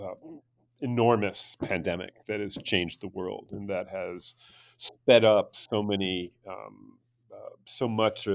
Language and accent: English; United States; speaking as an American